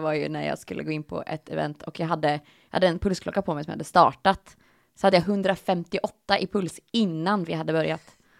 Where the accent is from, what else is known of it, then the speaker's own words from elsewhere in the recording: Östergötland, Sweden; accent: Östgötska; pratar lite östgötska